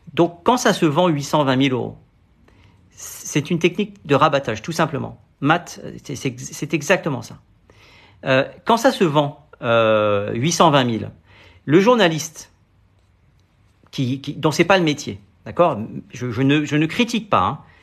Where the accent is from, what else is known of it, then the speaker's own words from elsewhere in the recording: Paris, Île-de-France, France; je suis parisien